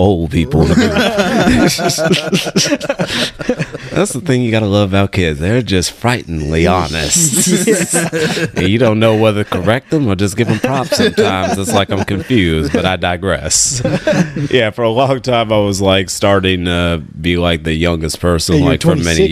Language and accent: English; Richmond, California, United States; I'm from here